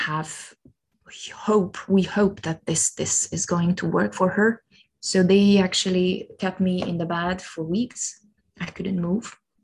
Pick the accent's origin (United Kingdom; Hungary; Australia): Hungary; moved away as an adult; now in Luxembourg; not to stay in my hometown or even not in Hungary